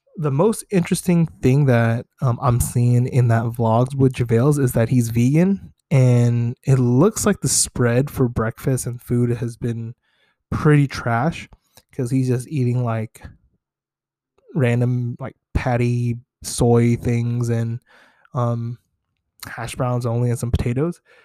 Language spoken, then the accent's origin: English; Bay Area, California, United States; growing up in the Bay Area